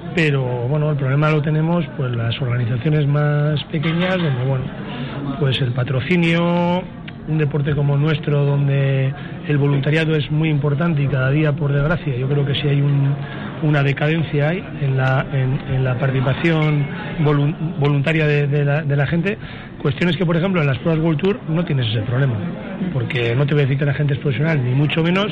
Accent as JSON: {"language": "Spanish", "town": "Balmaseda", "region": "Basque Country", "country": "Spain", "said": "Balmaseda, que es donde yo comencé a dar mis primeras pedaladas de un chico que quería ser ciclista"}